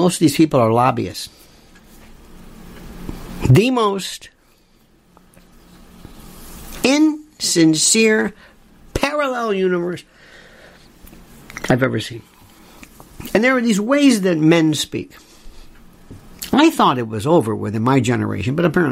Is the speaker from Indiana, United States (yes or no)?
no; Florida, United States; I'm from Florida